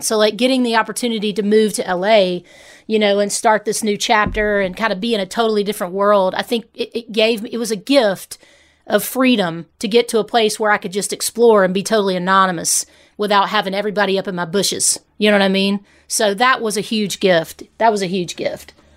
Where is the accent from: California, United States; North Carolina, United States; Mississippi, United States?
Mississippi, United States; Hernando; moved away; also born or lived in Memphis, Tennessee; I grew up in Hernando, Mississippi